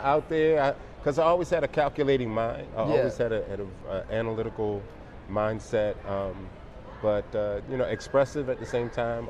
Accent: Baltimore, Maryland, United States; also born or lived in Europe; I was born in Europe, traveled. Mom and dad both from Baltimore. My dad's last duty station was Washington, D.C. So we came back to the Baltimore, Maryland area.

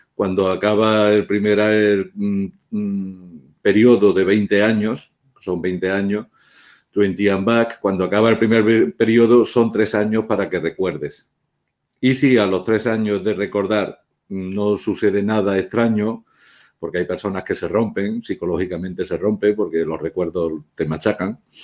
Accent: Spain; yo soy español

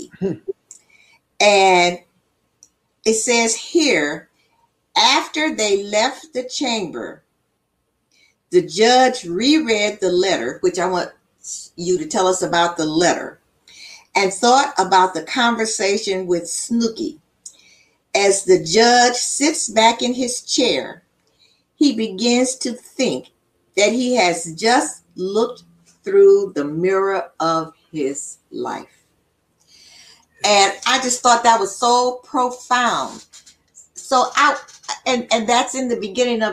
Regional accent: Chicago, Illinois, United States; I grew up in Augdale Gardens

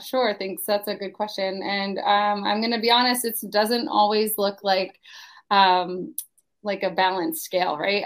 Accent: Pennsylvania, United States; now in Palm Coast, United States; I am originally from Pennsylvania. I went, I grew up there, did not like shoveling snow

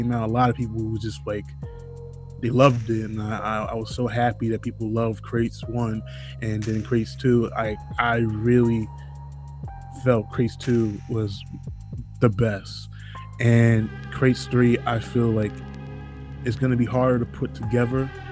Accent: Jersey City, New Jersey, United States; I come from Jersey City

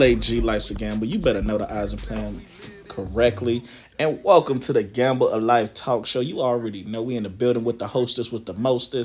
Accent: Charlotte, North Carolina, United States; I'm from the South

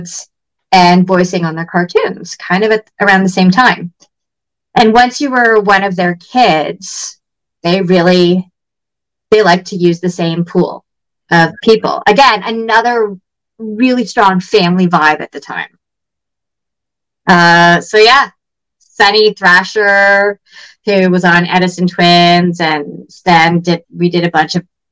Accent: Toronto, Ontario, Canada; I grew up in the West End

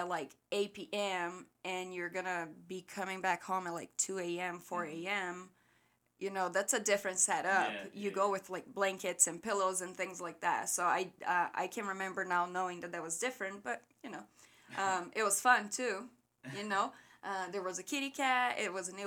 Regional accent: Rio Grande do Sul, Brazil; English is a second language; moved away; I was born and raised in the very south of Brazil

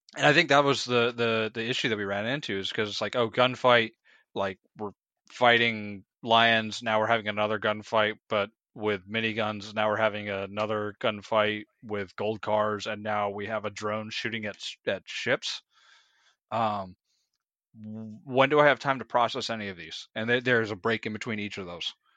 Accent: United States; as an American who's traveled a little bit, but only ever been technically outside of the country once

